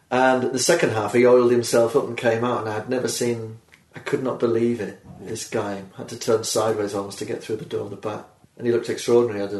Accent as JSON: {"language": "English", "town": "Birmingham", "region": "West Midlands", "country": "United Kingdom", "said": "I'm from Birmingham, England, of course."}